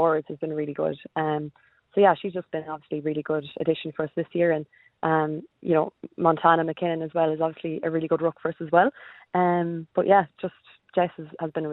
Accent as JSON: {"language": "English", "town": "Bohola", "region": "Connacht", "country": "Ireland", "moved": "as an adult", "lives_now": "Adelaide, Australia", "said": "we're from County Mayo, in a tiny little village called Bohola"}